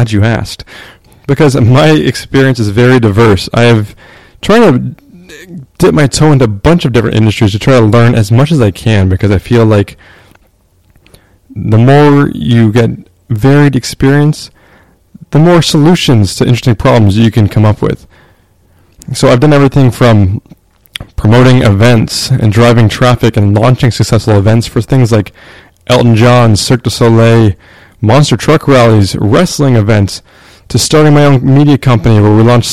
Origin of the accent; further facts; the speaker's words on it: Canada; I am from Canada